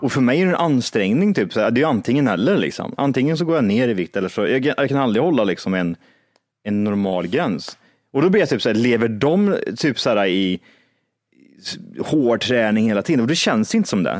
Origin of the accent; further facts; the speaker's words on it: Kristinehamn, Värmland, Sweden; moved away; när jag var hemma i Kristinehamn